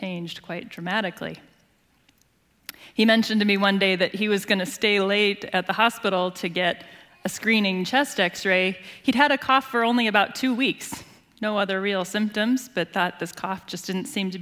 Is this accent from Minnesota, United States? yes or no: yes; Rochester, Minnesota, United States; also born or lived in La Crosse, Wisconsin; that sweetheart of mine and I grew up here in Rochester